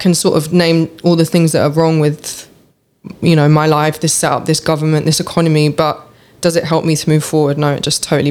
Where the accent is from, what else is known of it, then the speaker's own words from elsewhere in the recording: London, United Kingdom; also born or lived in Los Angeles; growing up in London